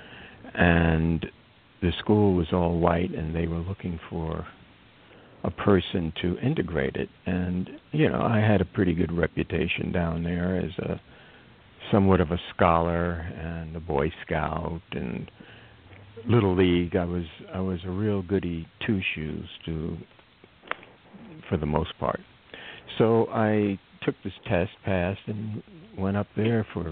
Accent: New York City, New York, United States; I grew up mostly in the Lower East Side of Manhattan in the Alfred E. Smith Projects

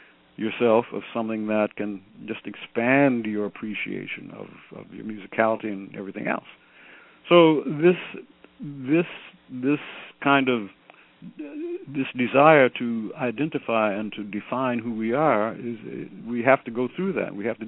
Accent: Detroit, Michigan, United States; moved away; also born or lived in Fort Myer, Virginia / Washington, D.C.; when I grew up in Detroit at Ebenezer

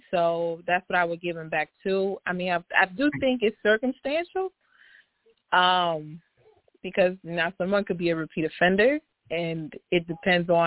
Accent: Orlando, Florida, United States; I'm from Orlando, but I'm in Baltimore right now doing some work

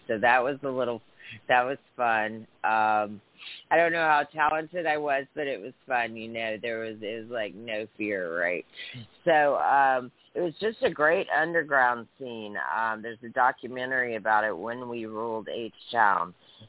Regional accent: Louisiana, United States; Okay, I'm from Louisiana

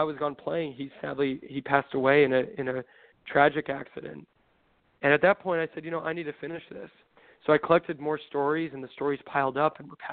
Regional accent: Southern California, United States; I grew up in Southern California

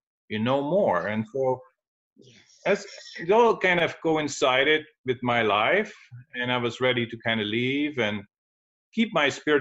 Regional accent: Netherlands; moved away as an adult; I'm originally from Holland, the Netherlands

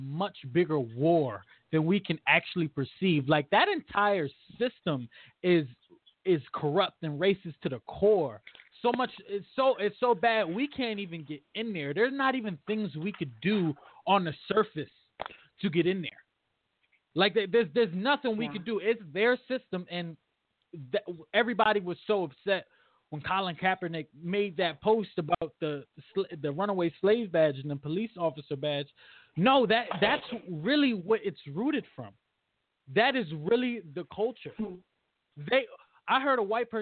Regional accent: Bridgeport, Connecticut, United States; I'm from Bridgeport, Connecticut, my entire life

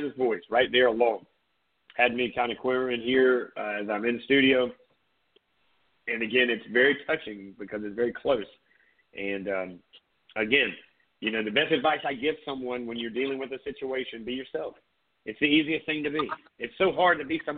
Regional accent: Myrtle Beach, South Carolina, United States; growing up in Myrtle Beach, South Carolina

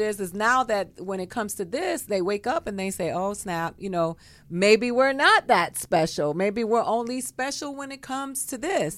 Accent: Miami, Florida, United States; moved away as an adult; also born or lived in Tallahassee, Florida; now in Los Angeles, United States; I grew up in Florida. I grew up in Miami, Florida

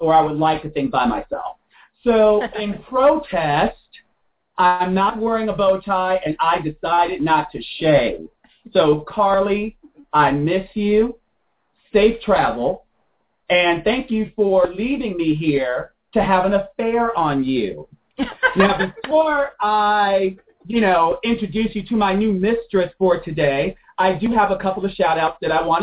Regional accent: Chicago, Illinois, United States; also born or lived in Austin; now in Washington, D.C., United States; I'm from Chicago

